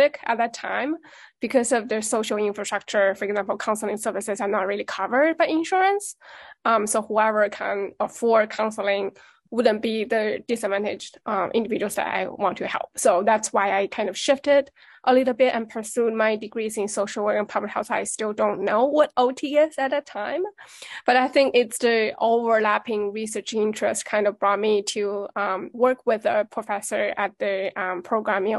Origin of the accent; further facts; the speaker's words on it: Wuhan, Hubei, China; English is a second language; moved away as an adult; now in New York, United States; I'm originally from Wuhan, China, and I came to the United States about 10 years ago